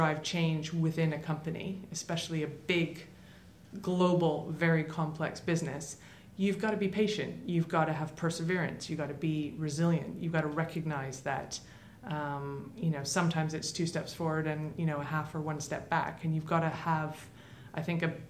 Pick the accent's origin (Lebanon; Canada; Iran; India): Canada; Toronto, Ontario; moved away; my childhood growing up in Toronto in Canada.